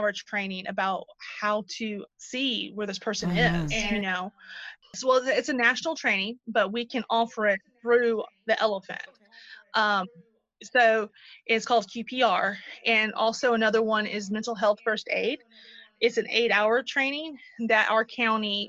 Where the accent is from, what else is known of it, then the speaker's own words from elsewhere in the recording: Moultrie, Georgia, United States; my hometown